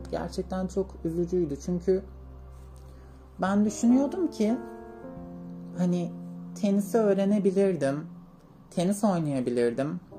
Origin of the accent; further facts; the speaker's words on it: Niğde, Turkey; Ee, ilk olarak böyle belirgin kırıklara gelmeden önce Niğde'nin bir köyünde büyüdüm. İlkokulu, ortaokulu orada okudum.